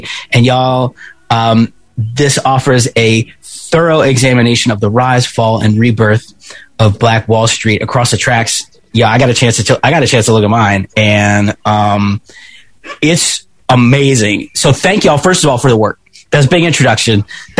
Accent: Pittsburgh, Pennsylvania, United States; because I was born in Pittsburgh

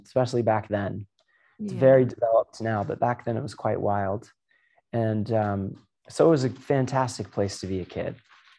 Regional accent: about 2 hours north of Miami, Florida, United States; moved away; also born or lived in Virginia; So I grew up further down south, like maybe 2 hours north. Well, it used to be 2 hours. Depends on traffic now, but it used to be about 2 hours north of Miami.

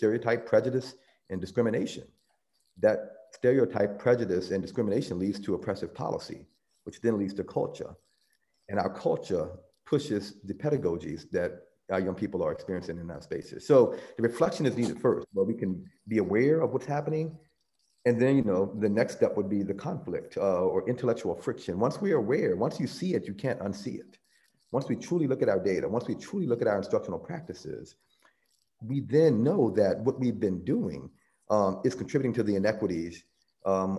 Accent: the South, United States; I grew up in the South, and my family would refer to it as the Jim Crow South.

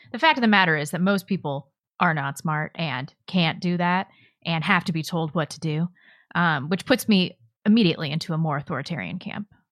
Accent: St. Louis, Missouri, United States; moved away; I grew up in West County, though, so it's not like I got the full Saint Louis experience

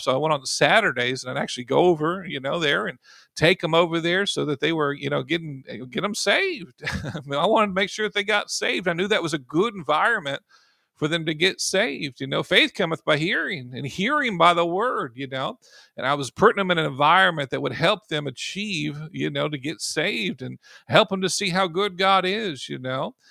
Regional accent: United States; I'm in America, you know, if I'm gonna say I'm, I'm an American, I was born here

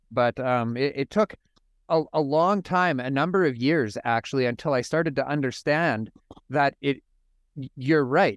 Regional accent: Saskatoon, Saskatchewan, Canada; I'm from Saskatoon, Saskatchewan, up in Canada.

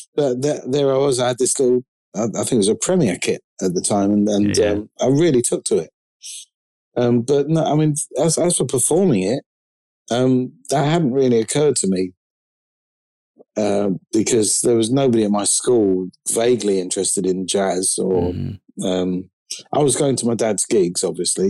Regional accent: London, United Kingdom; I'm from London. I'm a drummer

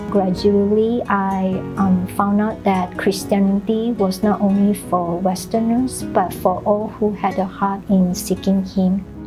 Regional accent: Malaysia; moved away as an adult; also born or lived in Arkansas, United States; now in Austin, United States; I am originally from Malaysia. I came here to study

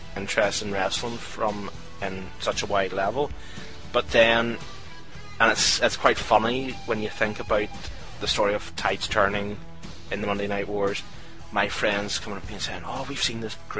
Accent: Scotland, United Kingdom; I'm Scottish

